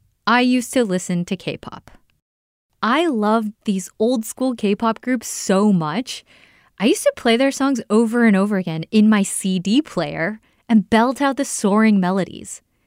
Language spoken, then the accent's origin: English; Los Angeles, California, United States; I was bussed out from Koreatown to the Valley